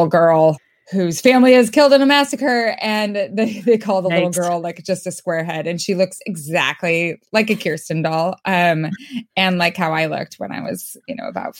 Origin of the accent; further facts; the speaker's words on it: Minnesota, United States; I am from Minnesota. I am Norwegian.